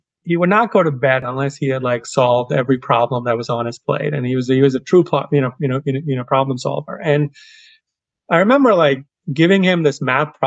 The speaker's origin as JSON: {"language": "English", "town": "Kolkata", "region": "West Bengal", "country": "India", "tie": "born or raised there", "moved": "yes", "said": "I grew up on the eastern side of India in a town called Kolkata, or as the British used to call it, Calcutta."}